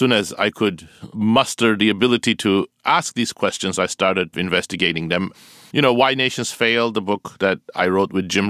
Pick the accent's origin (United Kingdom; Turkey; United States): Turkey; moved away; I grew up in Turkey